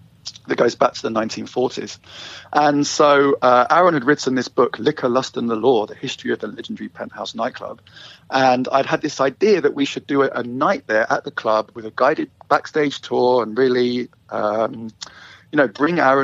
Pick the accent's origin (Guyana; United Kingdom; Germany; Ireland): United Kingdom; London; moved away as an adult; now in Vancouver, Canada; I am from London, England, originally. And I moved here with my wife 10 years ago.